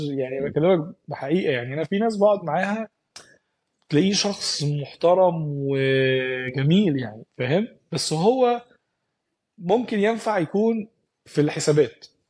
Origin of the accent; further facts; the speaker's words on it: Egypt; now in Dubai, United Arab Emirates; احنا كمصريين